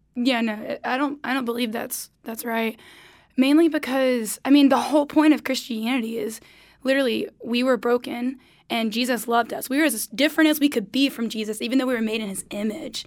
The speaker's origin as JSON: {"language": "English", "town": "Goldsboro", "region": "North Carolina", "country": "United States", "tie": "born or raised there", "said": "hometown, I'm from Goldsboro, North Carolina"}